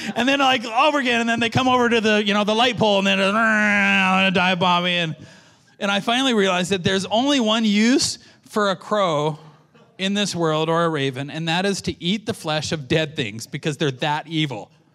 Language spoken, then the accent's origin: English; Canada; I'm a Canadian